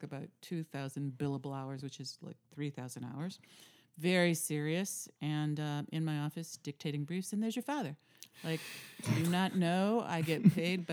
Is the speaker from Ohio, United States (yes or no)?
yes; Cleveland, Ohio, United States; also born or lived in Parma, Ohio / Lakewood, Ohio; born in Cleveland